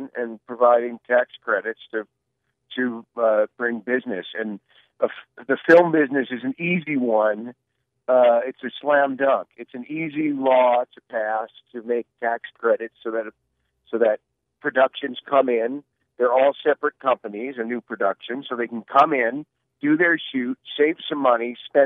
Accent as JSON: {"language": "English", "region": "New Jersey", "country": "United States", "said": "I'm from New Jersey"}